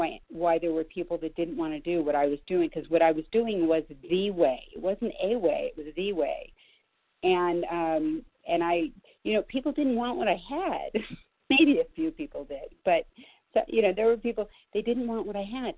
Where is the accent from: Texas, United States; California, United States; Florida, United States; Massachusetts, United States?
California, United States; Los Angeles; I grew up in Los Angeles